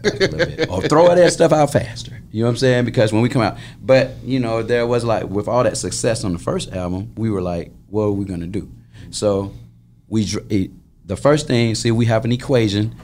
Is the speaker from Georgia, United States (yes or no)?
yes; Atlanta, Georgia, United States; We're church boys from, you know what I'm saying, Atlanta, Georgia